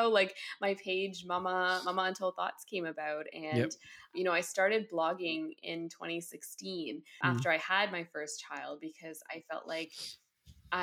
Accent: Ottawa, Ontario, Canada; I am born and bred in Ottawa, Ontario, here in Canada.

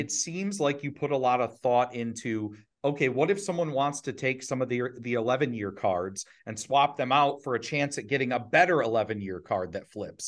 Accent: Ohio, United States; we were raised, uh, we're, we're all from Ohio

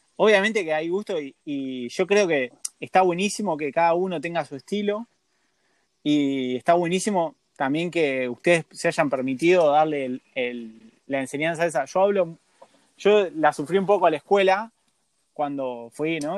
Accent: Argentina

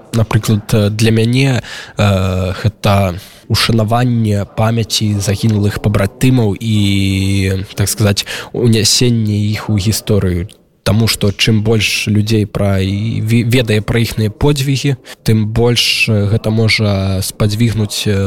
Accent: Belarus; moved away; мы беларусы

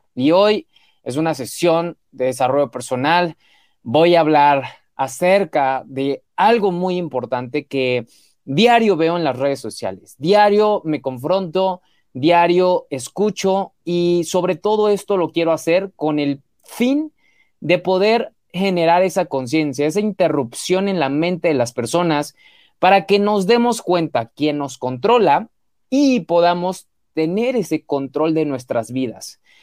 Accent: Mexico; mexicano, emprendedor y empresario

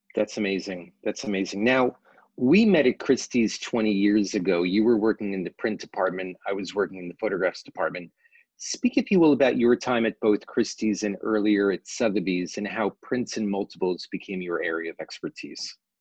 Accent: New York City, New York, United States; born and raised in New York City

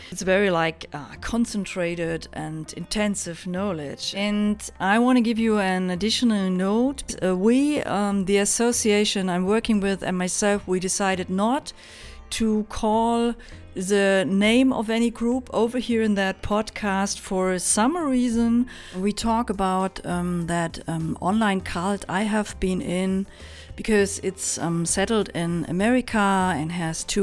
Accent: Germany; from Germany

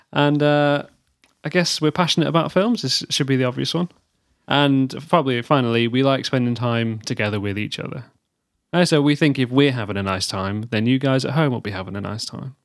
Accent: United Kingdom; we're British

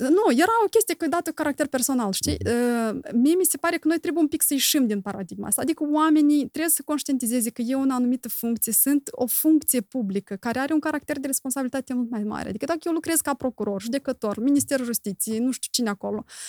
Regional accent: Moldova; noi doar în Moldova, noi trăim

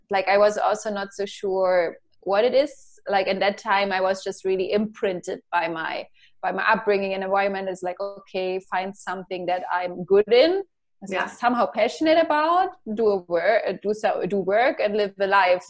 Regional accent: Leipzig, Saxony, Germany; I was this kid growing up in Eastern Germany, in Leipzig, in a little village

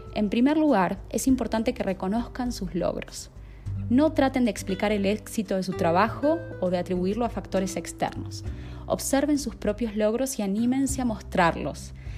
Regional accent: Argentina; moved away as an adult; now in Colombia; soy argentina de nacimiento y estoy viviendo en Colombia hace más de un año y medio.

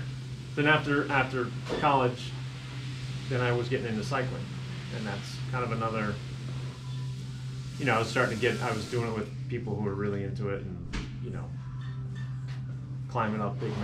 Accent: Ridgewood, New Jersey, United States; moved away as an adult; also born or lived in California; I grew up in Ridgewood.

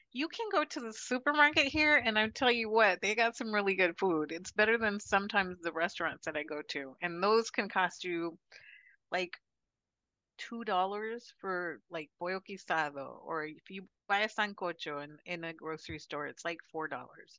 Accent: Chandler, Arizona, United States; moved away as an adult; also born or lived in San Francisco Bay Area, California / Mississippi; now in Punta Cana, Dominican Republic; I was born in Chandler, Arizona, and I married somebody in the military when I was 20

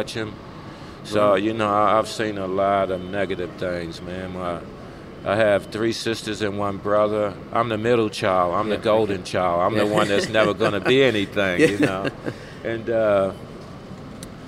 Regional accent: Baltimore, Maryland, United States; moved away as an adult; also born or lived in New Jersey / Brisbane, Australia; now in Australia; I was born in New Jersey, and from all reports, I think my mom and them said we hopped a train, they got on the train with us and moved down to Baltimore to my grandmother's house

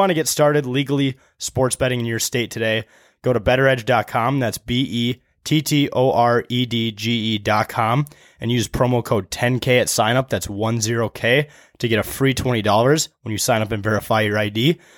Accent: Wisconsin, United States; In Wisconsin. I was born here. I grew up in Wisconsin.

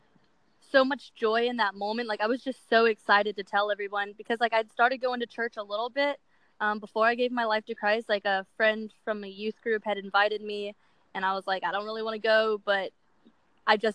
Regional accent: Ruther Glen, Virginia, United States; moved away as an adult; now in Los Angeles, United States; I'm from Ruther Glen, Virginia. Me and my mom moved there about 6 years ago

